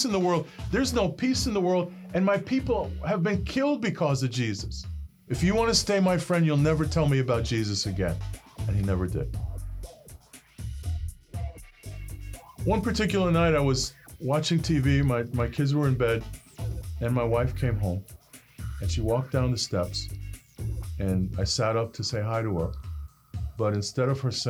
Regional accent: New York City, New York, United States; I grew up in Brooklyn, New York, in a neighborhood called Bensonhurst.

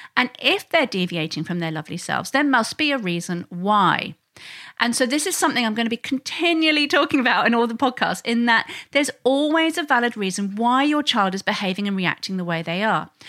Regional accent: England, United Kingdom; now in Sydney, Australia; I'm originally from England

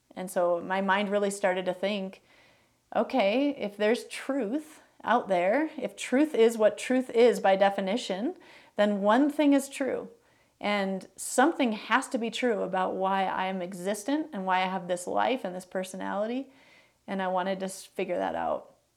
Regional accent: Chicago, Illinois, United States; moved away; also born or lived in Minneapolis, Minnesota / Greenville, South Carolina / Green Bay, Wisconsin; I was born in Minneapolis, um, but I would say I grew up in the suburbs of Chicago.

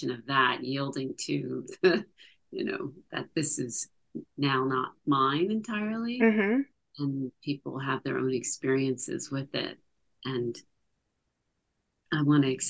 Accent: Morristown, New Jersey, United States; now in Montclair, United States; my hometown in Morristown, New Jersey

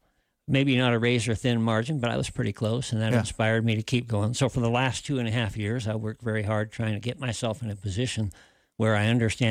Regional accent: Sheridan, Wyoming, United States; also born or lived in Casper, Wyoming / Colorado Springs, Colorado; I was born in Casper. I was raised here in Sheridan. I attended Taylor and Linden Central Junior High School and then spent 3 years at Bighorn, graduated Grable 1980.

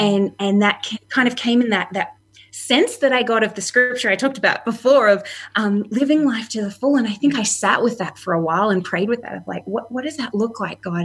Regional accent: Australia; moved away as an adult; also born or lived in Canada; my husband and I moved from Canada and to live here in Australia

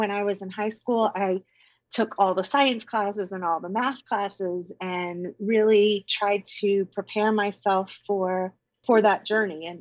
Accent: near Fort Knox, Kentucky, United States; I was raised in Kentucky near Fort Knox with both of my parents and my two younger sisters

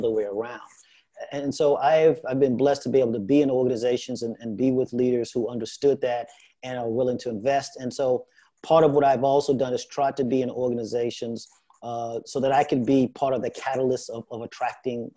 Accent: Houston, Texas, United States; I grew up in Houston, Texas

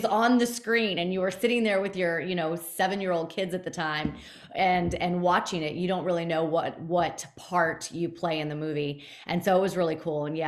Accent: Fort Lauderdale, Florida, United States; growing up in the Fort Lauderdale area

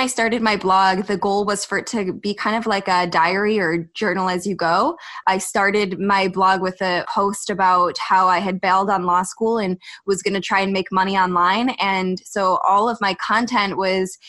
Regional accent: United States; I'm from the States

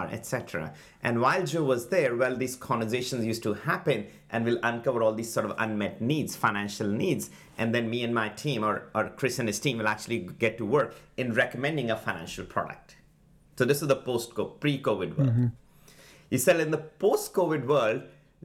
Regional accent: India; moved away as an adult; now in United States; I'm an immigrant from India.

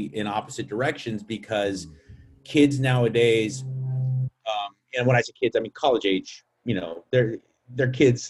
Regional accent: United States

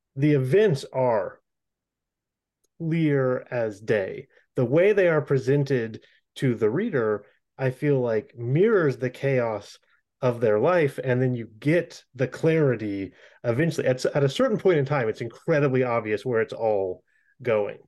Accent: Florida, United States; I'm from Florida.

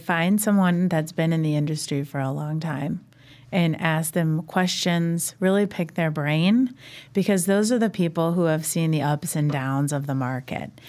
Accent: Indianapolis, Indiana, United States; now in Chicago, United States; I grew up in Indianapolis

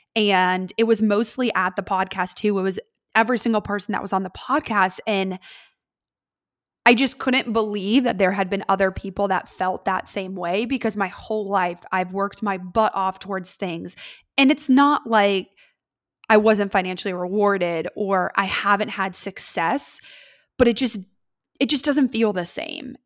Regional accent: Columbus, Ohio, United States; I am was born and raised in Columbus, Ohio.

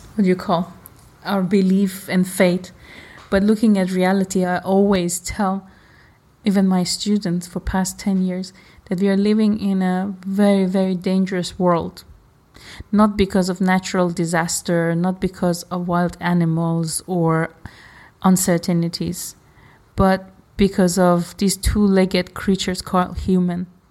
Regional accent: Iran; I am from Iran

